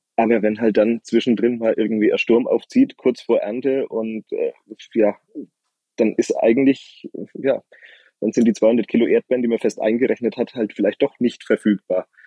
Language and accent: German; Franconia, Bavaria, Germany; bei uns in Franken